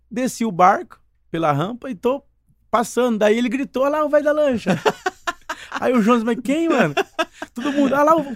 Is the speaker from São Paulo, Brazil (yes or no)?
yes; Indaiatuba, São Paulo, Brazil; born or raised there; also born or lived in Foz do Iguaçu, Paraná / Mato Grosso